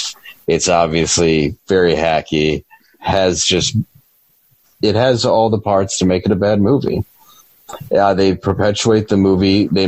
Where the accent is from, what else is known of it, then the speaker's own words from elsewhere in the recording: Detroit, Michigan, United States; I grew up in Detroit